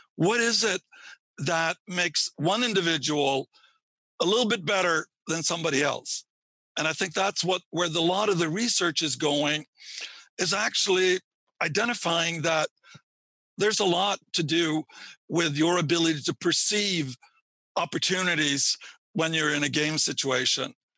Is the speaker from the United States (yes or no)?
no; Sweden; moved away; I grew up in Sweden uh, and got my PhD there